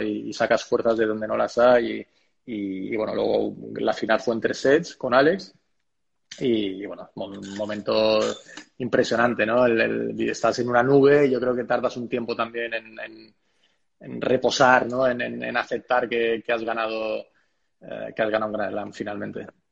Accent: Spain; somos cinco españoles

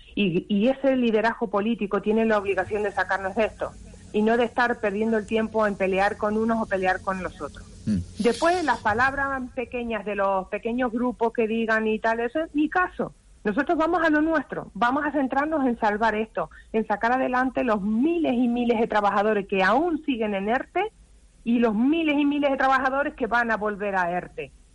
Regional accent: Canary Islands, Spain; nosotros lo que queremos, los canarios, es trabajar

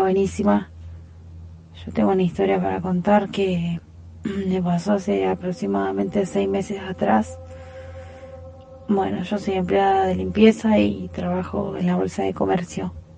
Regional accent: Rosario, Santa Fe, Argentina; yo soy de Rosario

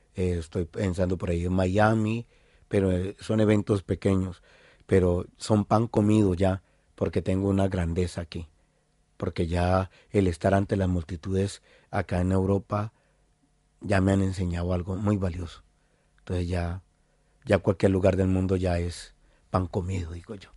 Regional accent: Cali, Valle del Cauca, Colombia; moved away as an adult; now in Basque Country, Spain; vengo de Cali

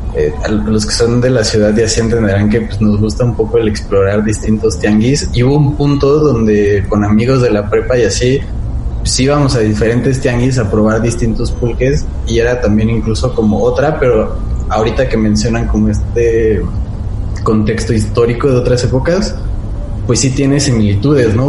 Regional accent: Nezahualcóyotl, State of Mexico, Mexico; yo soy eh, de Nezahualcóyotl

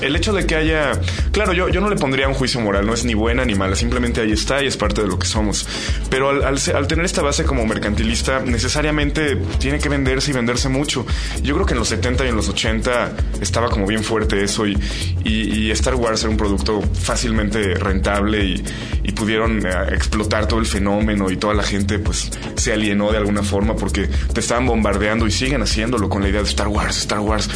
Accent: Mexico City, Mexico; estuve en la Ciudad de México en los años 80

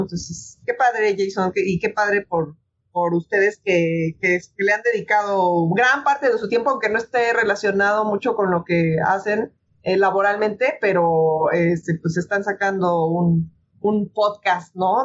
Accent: Mexico City, Mexico; moved away as an adult; me regresé a mi ciudad natal, que es la Ciudad de México

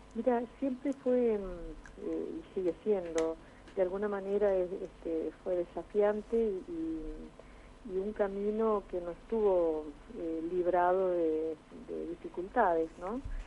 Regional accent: Argentina; retornar hacia la sociedad y hacia mi país

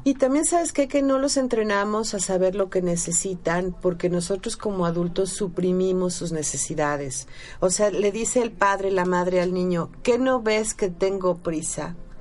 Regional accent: Mexico; nosotros como mexicanos

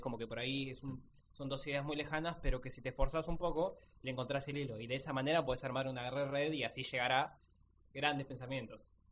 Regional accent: Mar del Plata, Buenos Aires Province, Argentina; Somos de Mar Plata

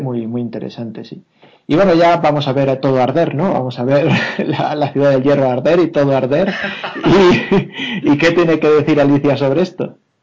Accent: Alicante area, Valencian Community, Spain; now in Madrid, Spain; en, mi pueblo o en la zona de, Alicante, pero Alicante, Benidorm, etcétera

